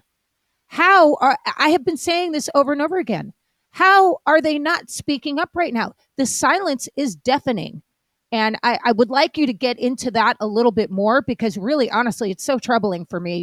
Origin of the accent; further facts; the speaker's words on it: Malibu, California, United States; moved away; I'm originally from Malibu